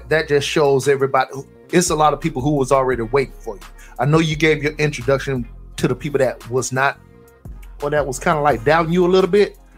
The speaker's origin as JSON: {"language": "English", "region": "Florida", "country": "United States", "said": "I'm from I'm from Florida."}